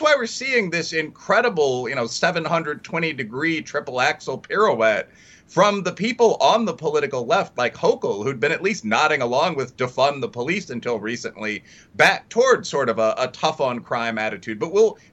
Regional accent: Chicago, Illinois, United States; my hometown of Chicago

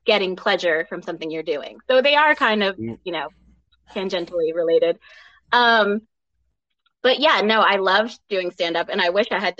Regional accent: Rhode Island, United States; I am from Rhode Island.

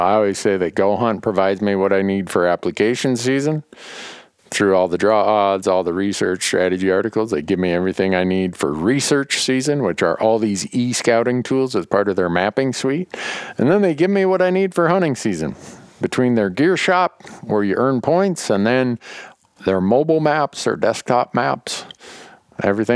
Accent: Montana, United States; my home state of Montana

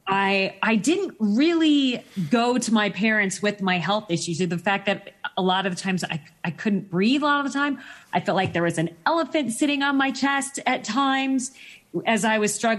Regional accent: Phoenix, Arizona, United States; I grew up in Phoenix, Arizona

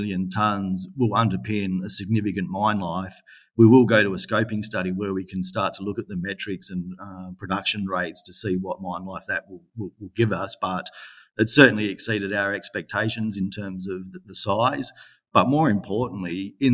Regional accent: Western Australia, Australia; my home state of Western Australia.

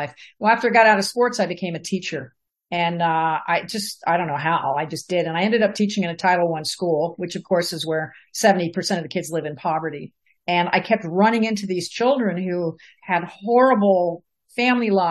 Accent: New Jersey, United States; moved away; also born or lived in Ohio; I'm from New Jersey, and I went to school in Ohio

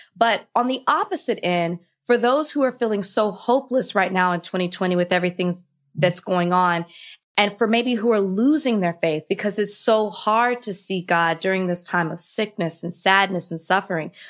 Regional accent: Texas, United States; I'm from Texas, and I went to a Southern Baptist school my entire life

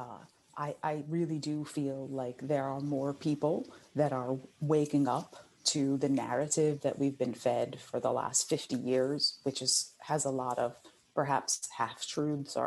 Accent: New Jersey, United States; I grew up in New Jersey, and I was also living down the shore at Hurricane Sandy

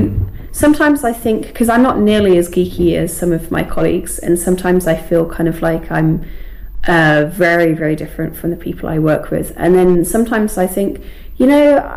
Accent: United Kingdom; accent: received pronunciation; But my accent right now, speaking to you, is quite received pronunciation, I think

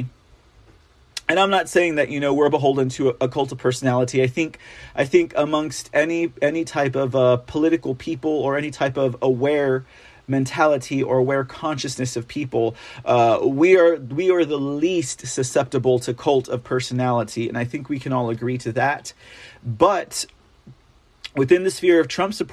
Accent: San Antonio, Texas, United States; here in my hometown

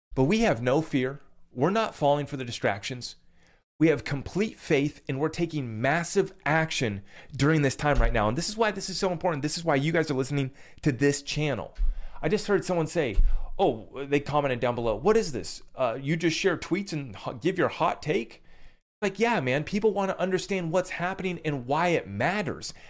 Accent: United States; as an American

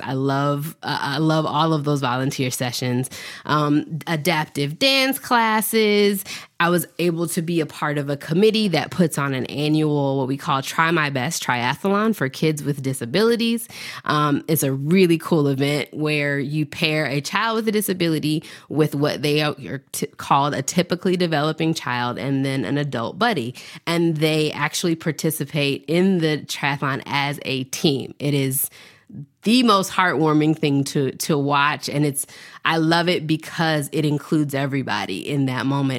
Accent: Nashville, Tennessee, United States; I was born in Nashville, Tennessee, raised in the South

